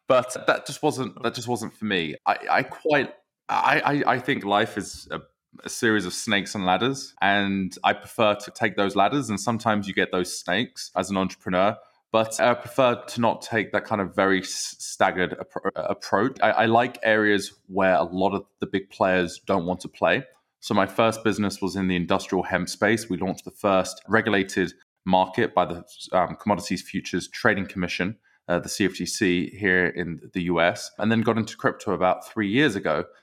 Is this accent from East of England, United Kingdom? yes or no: yes; Southend-on-Sea, East of England, United Kingdom; accent: British; moved away as an adult; now in Chicago, United States; I grew up in South End, Essex. So that is, that is my hometown.